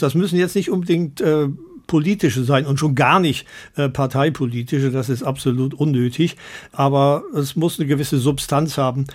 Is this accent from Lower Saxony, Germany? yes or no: no; Bergneustadt, North Rhine-Westphalia, Germany; in meiner Geburtsstadt Bergneustadt